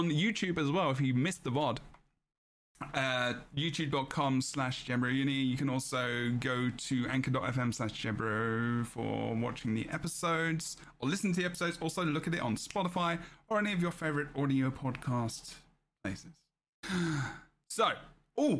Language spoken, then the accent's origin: English; England, United Kingdom; as an Englishman